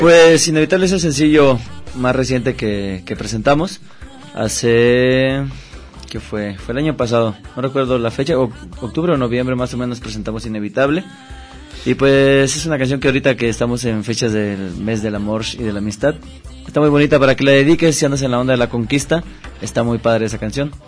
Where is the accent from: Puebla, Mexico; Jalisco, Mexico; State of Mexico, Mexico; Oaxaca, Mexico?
Oaxaca, Mexico; now in Guadalajara, Mexico; nosotros somos de Oaxaca